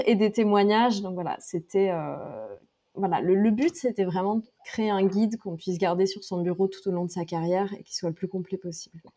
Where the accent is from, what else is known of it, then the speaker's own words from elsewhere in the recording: Drôme, Auvergne-Rhône-Alpes, France; also born or lived in Lyon / Paris; now in Istanbul, Turkey; je viens de la Drôme, dans le sud-est de la France, j'ai vécu à Lyon, à Paris et maintenant j'habite, j'habite à Istanbul